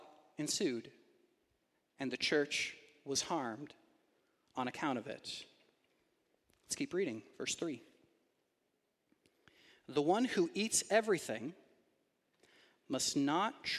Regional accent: Canada; we as Canadian Christians

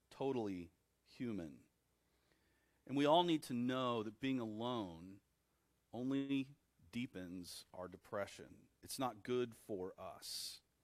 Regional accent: Texas, United States; I was born in Texas

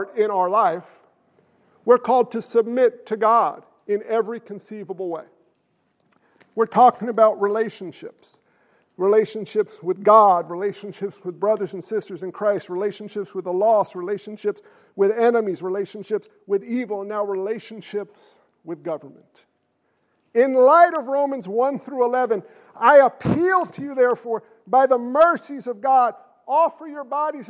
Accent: United States; I'm American. I come from a long line of military men

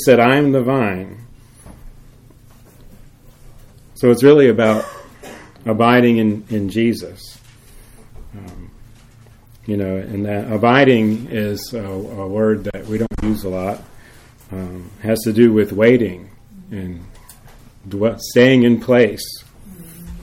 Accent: Jacksonville, Florida, United States; moved away; the house where I grew up in Jacksonville

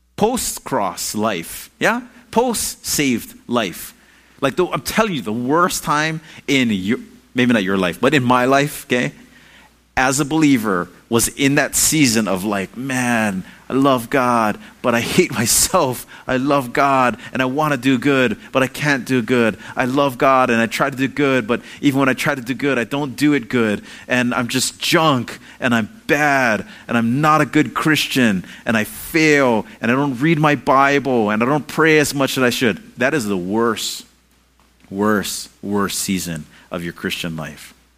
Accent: Hawaii, United States; I'm Hawaiian

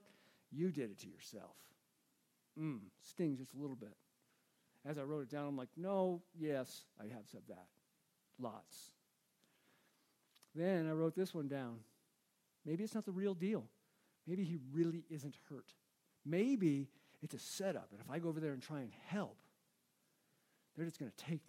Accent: United States; I'm an American

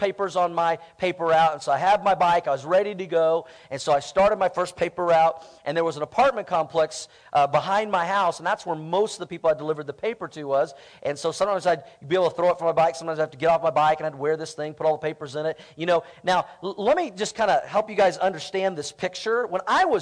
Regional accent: Tulsa, Oklahoma, United States; when I was a kid growing up in Tulsa, Oklahoma. I lived in the same house for 20 years.

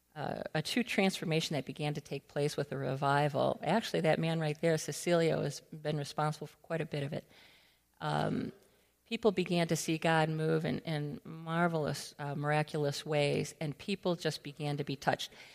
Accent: Allen Park, Michigan, United States; moved away as an adult; also born or lived in Guatemala / Nicaragua / Peru; I'm from Allen Park

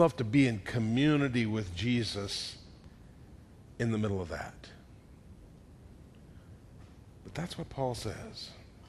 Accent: Atlanta, Georgia, United States; I was born in 1969 in Atlanta.

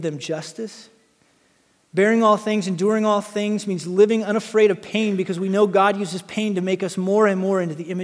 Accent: United States; I grew up in Wyoming, Montana

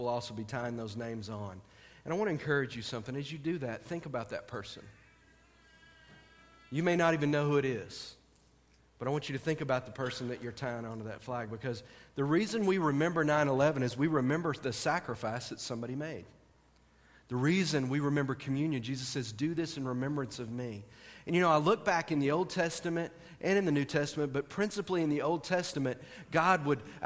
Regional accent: United States; as Americans tonight, as American Christians

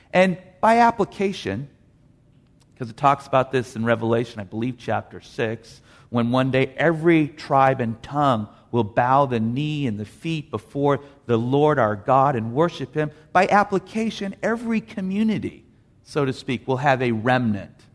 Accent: Los Angeles, California, United States; When I was growing up in Canoga Park, I got my first library card.

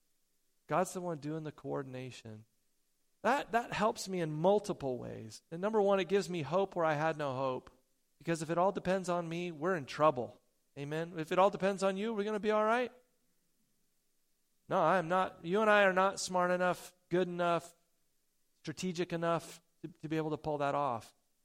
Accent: Porterville, California, United States; I grew up down in Porterville, California for junior high and high school, and I got my first job in Orange Grove. down there.

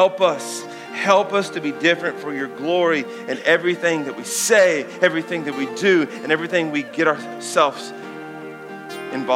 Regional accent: Danville, Kentucky, United States; I grew up here in Danville, Kentucky

